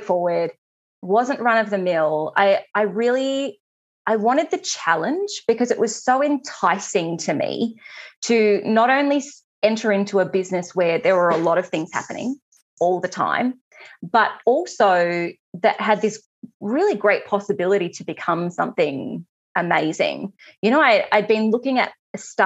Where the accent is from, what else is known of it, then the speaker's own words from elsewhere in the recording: Australia; I'm Australian